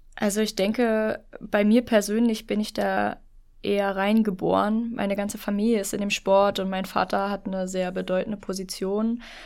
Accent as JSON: {"language": "German", "region": "Lower Saxony", "country": "Germany", "moved": "yes", "lives_now": "Berlin, Germany", "said": "Ich bin hier nicht geboren. Ich komme ursprünglich aus Niedersachsen ah. und bin Zuzügige"}